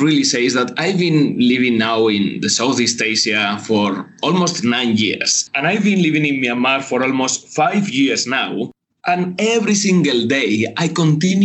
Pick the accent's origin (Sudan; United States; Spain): Spain; moved away as an adult; also born or lived in Jakarta, Indonesia; now in Indonesia; I'm from Spain